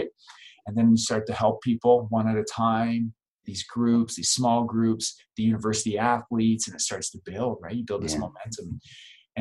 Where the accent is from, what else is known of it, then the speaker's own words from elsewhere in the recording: Calgary, Alberta, Canada; also born or lived in Three Hills, Alberta; now in Lethbridge, Canada; we grew up in Calgary, Alberta. It's a city of about 1.5 million people. And then when I was 13 years old, we just couldn't afford to live there anymore.